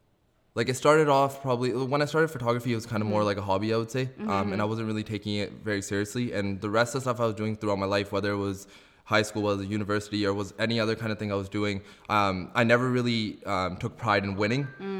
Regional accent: Abbotsford, British Columbia, Canada; So like Ravina said … I'm a photographer from Abbotsford.

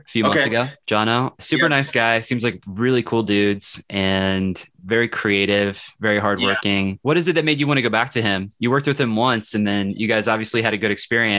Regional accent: Kansas City, United States; I'm actually from Kansas City

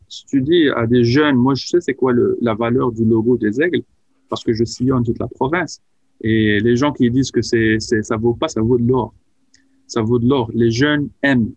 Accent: Casablanca, Casablanca-Settat, Morocco; moved away; j'ai grandi à, Casablanca, au Maroc

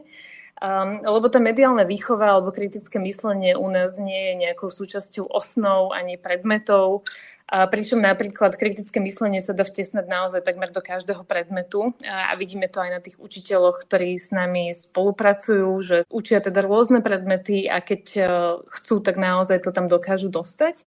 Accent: Slovakia; nie sme utlačaní Slováci

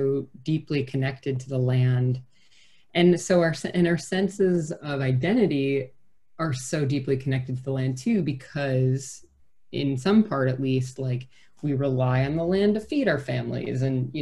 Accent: small town near Madison, Wisconsin, United States; moved away as an adult; I lived in my hometown for 18, and then I lived in Madison, which is a great city, but it was only 30 miles away from the town where I grew up

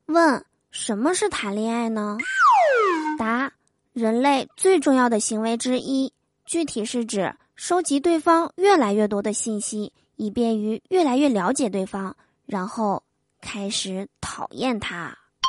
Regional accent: Northeast China, China; 我是东北人嘛，是吧？在我们东北呀

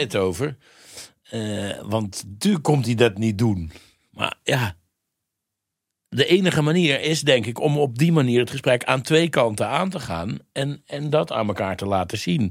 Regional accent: Mierlo, North Brabant, Netherlands; ik kom uit Brabant

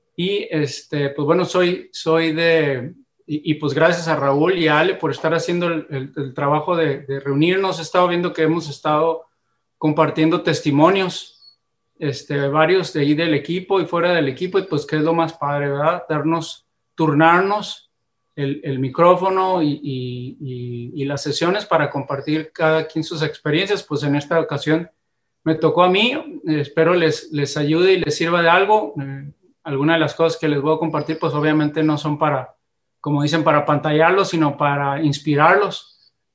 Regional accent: Mexicali, Baja California, Mexico; nacido en, en Mexicali, Baja California

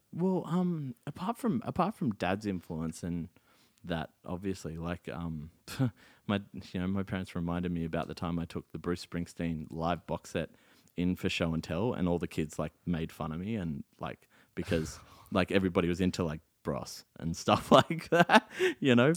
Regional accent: South Africa; now in Australia; my hometown of Lodium

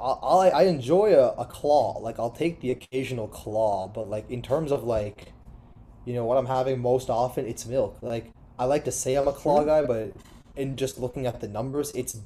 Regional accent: New Jersey, United States; moved away; also born or lived in Los Angeles; I grew up like in New Jersey.

